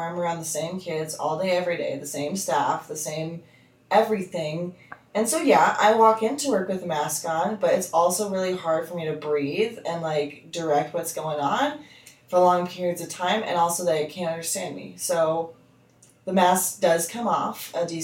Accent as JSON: {"language": "English", "country": "United States", "said": "as an American"}